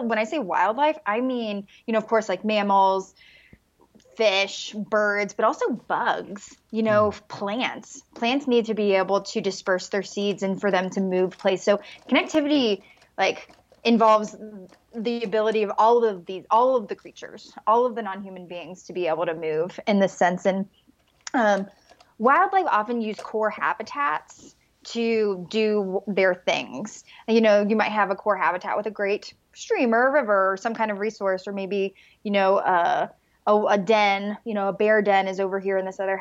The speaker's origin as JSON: {"language": "English", "region": "Mississippi", "country": "United States", "moved": "yes", "lives_now": "Boulder, United States", "said": "I'm from Mississippi, which is fairly rural, but like in Colorado, I live in Boulder"}